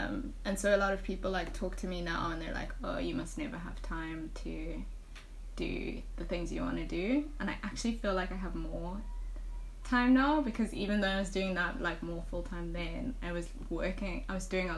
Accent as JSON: {"language": "English", "country": "South Africa"}